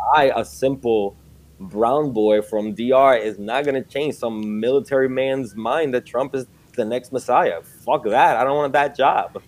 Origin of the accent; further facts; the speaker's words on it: New York City, New York, United States; moved away as an adult; also born or lived in Dominican Republic / Aurora, Illinois; I grew up like in New York City